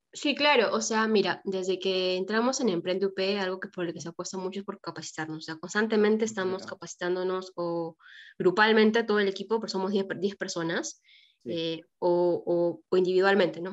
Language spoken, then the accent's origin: Spanish; Trujillo, La Libertad, Peru; moved away; yo estudié arquitectura, soy de Trujillo